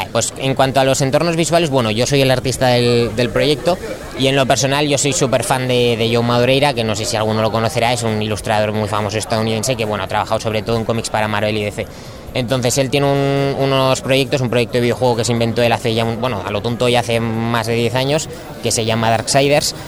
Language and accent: Spanish; Zaragoza, Aragon, Spain; Nosotros somos de Zaragoza